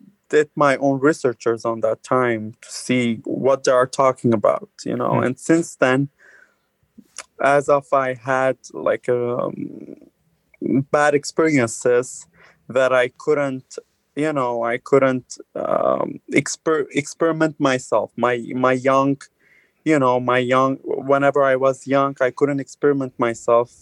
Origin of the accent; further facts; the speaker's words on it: Lebanon; moved away as an adult; now in Canada; I'm born and raised in Lebanon, but I'm originally Armenian.